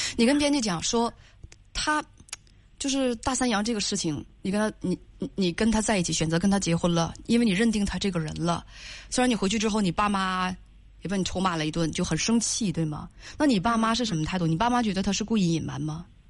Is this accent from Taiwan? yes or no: no; Northeast China, China; accent: Northeastern; 用咱们东北话来讲